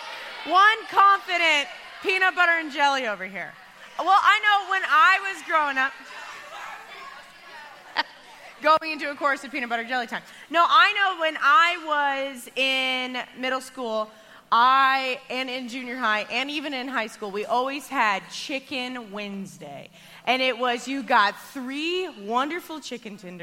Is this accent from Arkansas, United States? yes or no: yes; Arkansas, United States; I grew up in Arkansas.